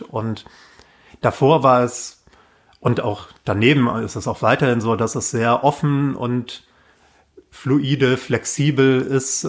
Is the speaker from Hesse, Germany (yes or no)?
yes; Waldecker Land, North Hesse, Germany; now in Berlin, Germany; ich komme aus Nordhessen, Waldecker Land vom Dorf